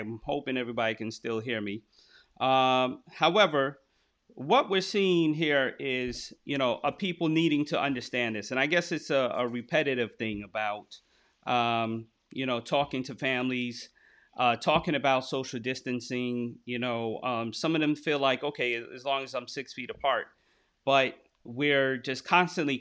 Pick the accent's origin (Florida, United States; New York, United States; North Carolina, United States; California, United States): New York, United States; I'm from New York